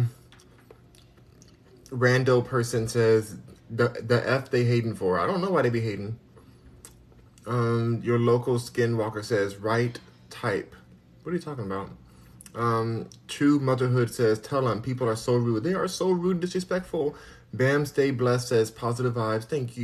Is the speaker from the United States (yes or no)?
yes; Los Angeles, California, United States; moved away; I'm from Los Angeles.